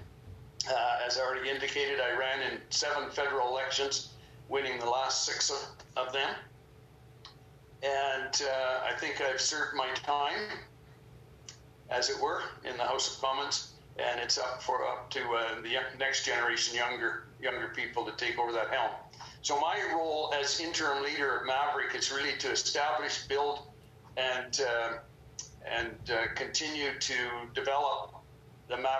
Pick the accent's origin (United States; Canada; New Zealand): Canada; Fort St. John, British Columbia; I was born and raised up in Fort St. John in the far north of British Columbia